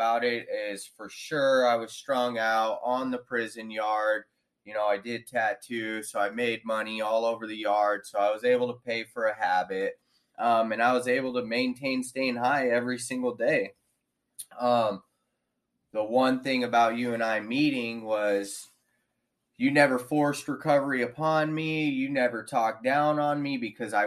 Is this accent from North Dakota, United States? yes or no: no; Victorville, California, United States; I was born in in Victorville, California, March 14th, 1983